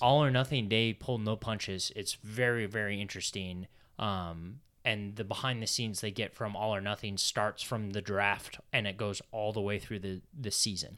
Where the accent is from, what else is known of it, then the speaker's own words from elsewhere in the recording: United States; being American